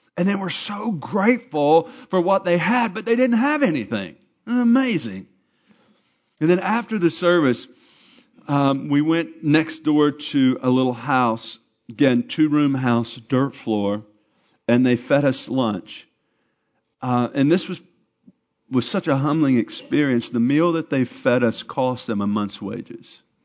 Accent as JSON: {"language": "English", "region": "Arkansas", "country": "United States", "said": "I'm from Arkansas"}